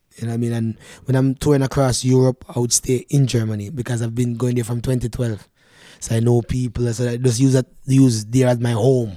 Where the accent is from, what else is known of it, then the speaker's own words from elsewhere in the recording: Manchester Parish, Jamaica; moved away as an adult; now in Canada; we as Jamaican people